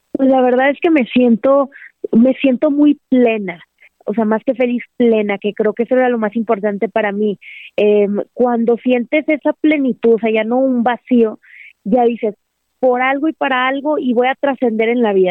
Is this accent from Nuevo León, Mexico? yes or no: yes; Monterrey, Nuevo León, Mexico; yo soy de Monterrey